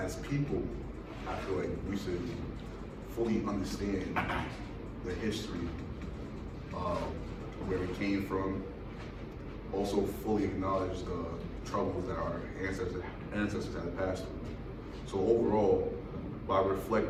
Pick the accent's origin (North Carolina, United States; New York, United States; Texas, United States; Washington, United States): New York, United States; New York City; I'm from Staten Island, New York